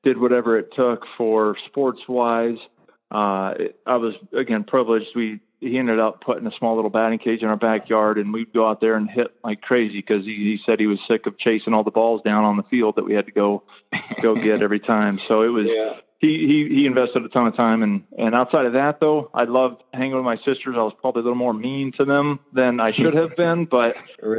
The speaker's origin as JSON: {"language": "English", "town": "Pella", "region": "Iowa", "country": "United States", "tie": "born or raised there", "moved": "yes", "said": "I was born in Pella, Iowa, And that is literally a touch of Holland. Is a little touch community of about 10,000 people back in central southwest Iowa"}